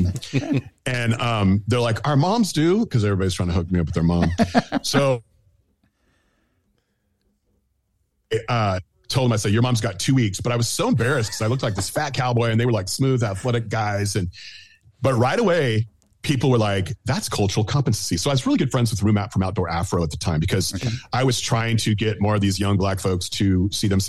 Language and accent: English; Bay Area, California, United States; I grew up in the Bay Area